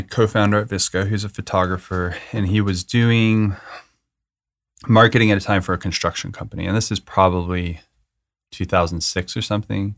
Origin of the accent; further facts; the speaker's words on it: Manitou Springs, Colorado, United States; also born or lived in Aurora, Colorado; I was born in Colorado, Aurora, Colorado, and grew up in Manitou Springs, which is a super small hippie town.